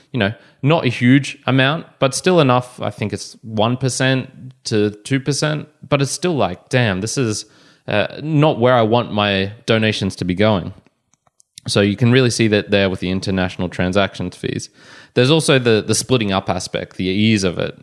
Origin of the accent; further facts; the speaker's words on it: Australia; I was born in Australia